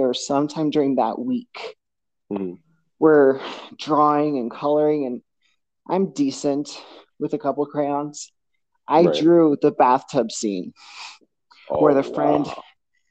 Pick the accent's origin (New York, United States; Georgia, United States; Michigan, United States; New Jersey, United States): New York, United States; English is a second language; also born or lived in Portugal; I grew up in Queens, New York, the majority of my childhood.